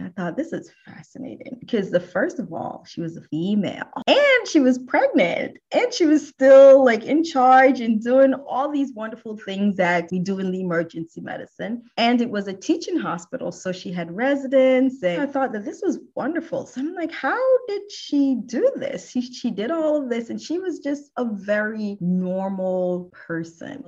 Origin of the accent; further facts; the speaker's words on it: New Jersey, United States; moved away as an adult; now in Houston, United States; all of my formative years, I grew up in New Jersey and I've been in Houston for almost 14 years